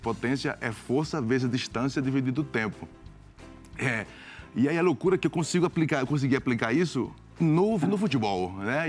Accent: Recife, Pernambuco, Brazil; moved away; also born or lived in Italy; sou de Recife

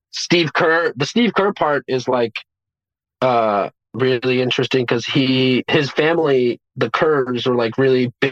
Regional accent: Beirut, Beirut Governorate, Lebanon; born there; I was born in Beirut, yeah

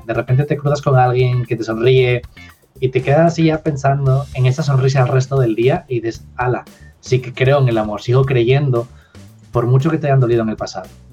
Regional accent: Asturias, Spain; also born or lived in Madrid; volví a mi tierra, a Asturias, que está en el norte de España

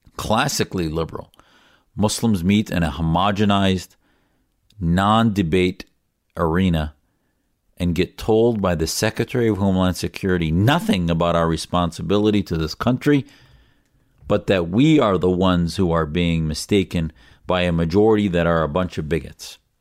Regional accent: United States; as an American

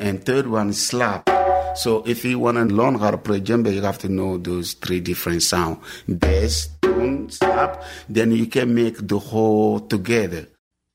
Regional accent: Guinea; moved away; I'm originally from Guinea, West Africa.

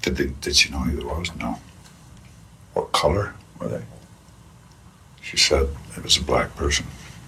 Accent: Northern Ireland, United Kingdom; And I come from a society, I grew up in Northern Ireland in the Troubles

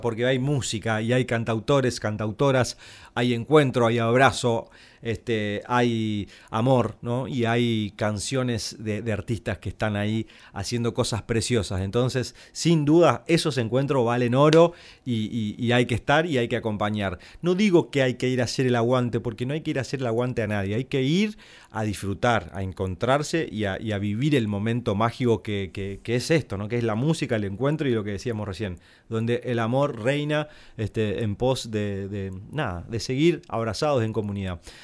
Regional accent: Corrientes, Argentina; que soy correntino

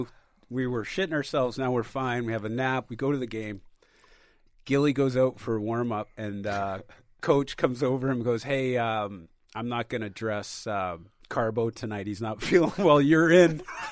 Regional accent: Victoria, British Columbia, Canada; Victoria. Yeah, so it's my

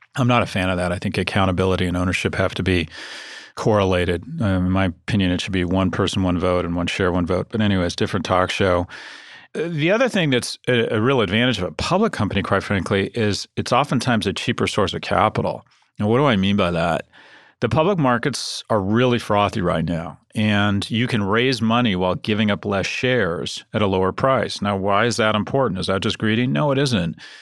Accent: San Diego, California, United States; I was born in San Diego

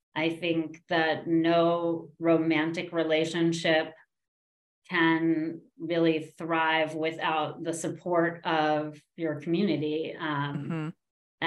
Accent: New York, United States; I grew up in New York

